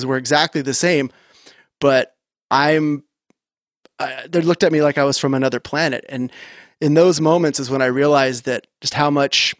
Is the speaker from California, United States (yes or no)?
yes; Orange County, California, United States; I grew up in Orange County, California, surfer kid